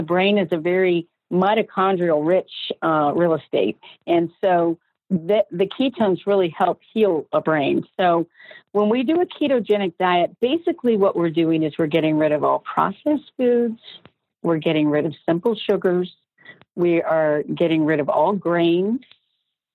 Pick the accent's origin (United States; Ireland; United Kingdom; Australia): United States; Georgia; moved away; I was from Georgia